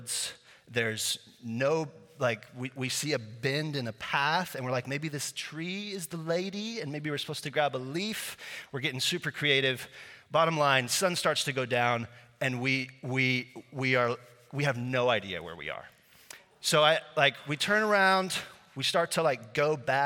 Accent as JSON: {"language": "English", "country": "Slovakia", "tie": "born or raised there", "first_language": "Slovak", "second_language": "English", "moved": "yes", "said": "I grew up in Eastern Europe in a little country called Slovakia, formerly Czechoslovakia"}